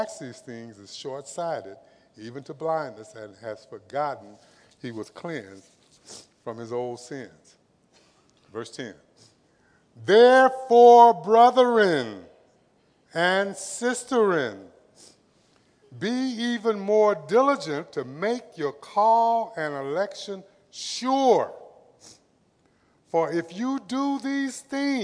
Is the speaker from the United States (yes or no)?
yes; Los Angeles, California, United States; also born or lived in Compton, California; I was raised in Watts, lived in Compton.